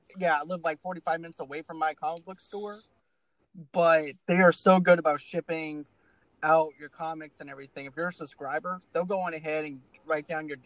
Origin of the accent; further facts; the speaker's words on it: Boston, Massachusetts, United States; now in Bogalusa, United States; I'm originally from Boston. So even in Bogalusa, like in Louisiana and everything, I would actually get my comics from like Eckerd's drugstore